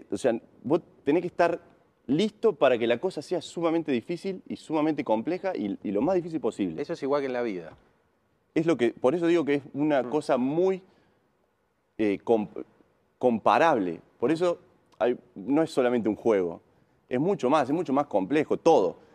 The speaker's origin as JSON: {"language": "Spanish", "town": "Río Tercero", "region": "Córdoba", "country": "Argentina", "said": "Yo soy"}